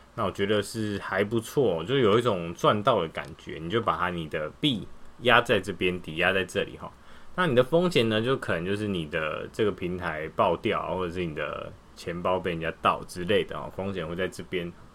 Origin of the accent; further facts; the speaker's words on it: Taiwan; 传到我们台湾人手上